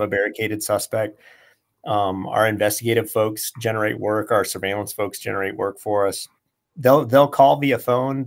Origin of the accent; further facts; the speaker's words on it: Tucson, Arizona, United States; also born or lived in Southern California; I grew up I grew up here and in Southern California